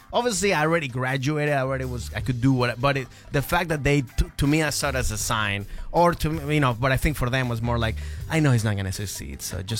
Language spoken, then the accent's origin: English; Maryland, United States; also born or lived in Venezuela; I was born in Venezuela. Venezuela. But okay, I grew up in Maryland.